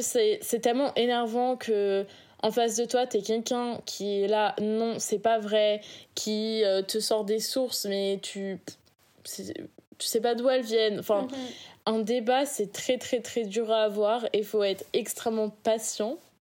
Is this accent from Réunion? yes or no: yes; Réunion; now in France; je viens de l'île de la Réunion